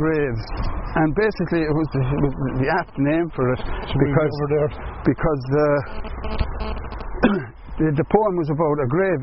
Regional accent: Limerick, Munster, Ireland; moved away; also born or lived in London; growing up in Limerick

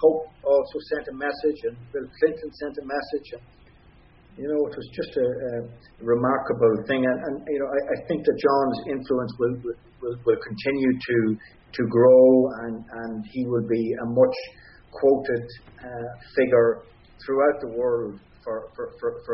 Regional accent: Ireland; we as Irish people

